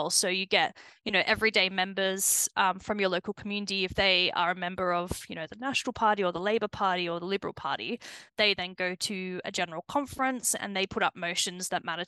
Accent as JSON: {"language": "English", "town": "Rydal", "region": "New South Wales", "country": "Australia", "accent": "Antipodean", "moved": "as an adult", "lives_now": "Aberdeenshire, United Kingdom", "said": "I am originally from central western New South Wales. So it's a very, very small town in the middle of nowhere."}